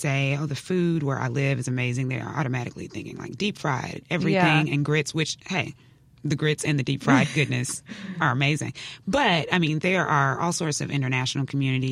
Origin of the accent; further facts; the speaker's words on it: Jackson, Mississippi, United States; not only am I from Mississippi, but I grew up in Jackson.